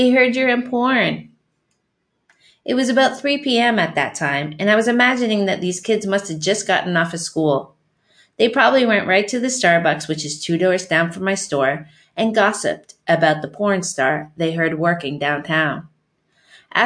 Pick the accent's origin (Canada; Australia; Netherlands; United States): Canada; also born or lived in Windsor, Ontario; I'm from Canada.